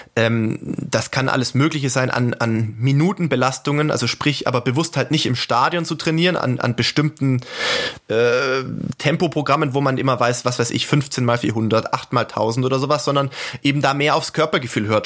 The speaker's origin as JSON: {"language": "German", "town": "Sindelfingen", "region": "Baden-Württemberg", "country": "Germany", "tie": "born or raised there", "said": "als gebürtigen Schwaben äh, in Sindelfingen"}